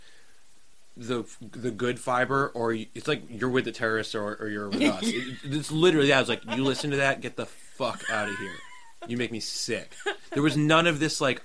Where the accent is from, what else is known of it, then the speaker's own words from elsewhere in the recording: New Jersey, United States; growing up in Jersey scene